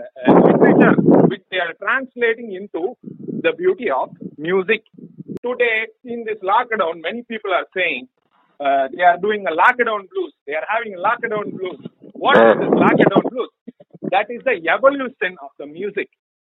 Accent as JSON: {"language": "English", "town": "Kambam", "region": "Tamil Nadu", "country": "India", "said": "My home also being Kambam. Yes, Kambam is in south of Tamil Nadu."}